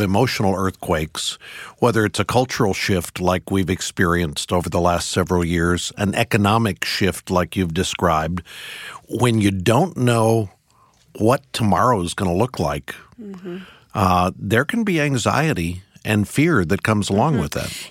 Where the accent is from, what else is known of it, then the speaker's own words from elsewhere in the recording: Missouri, United States; I grew up in Missouri as well